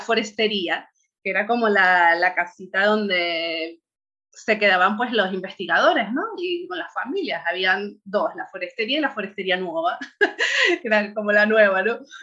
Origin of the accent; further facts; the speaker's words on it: Tenerife, Canary Islands, Spain; moved away as an adult; now in Bulgaria; Y allí nacimos mi hermana y yo. Y allí es de donde soy, vamos, y donde crecí todo, hasta los 30 y largos que nos fuimos de allí.